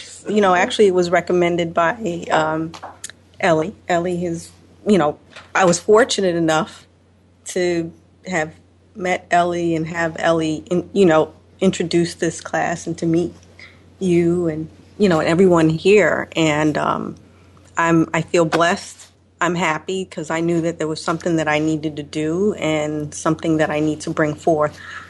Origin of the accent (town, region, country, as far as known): Chicago, Illinois, United States